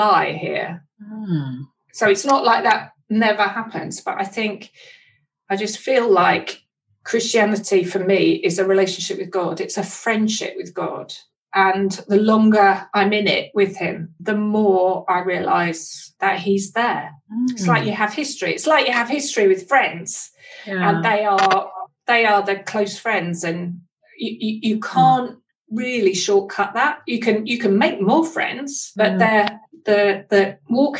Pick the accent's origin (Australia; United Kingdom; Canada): United Kingdom; East London, East of England; I was born in East London